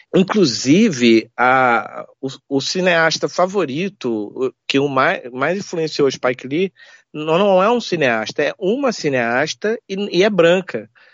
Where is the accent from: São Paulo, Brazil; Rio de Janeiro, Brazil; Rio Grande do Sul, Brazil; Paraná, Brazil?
Rio de Janeiro, Brazil; Eu sou carioca